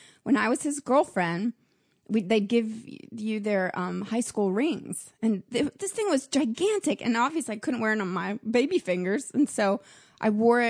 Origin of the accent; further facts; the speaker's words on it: Nashville, Tennessee, United States; now in New York City, United States; I'm from Nashville